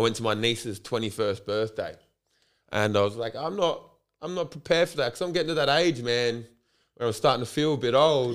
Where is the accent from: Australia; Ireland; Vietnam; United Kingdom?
Australia; Port Adelaide, South Australia; also born or lived in Waitangi, New Zealand; I was born and raised in Port Adelaide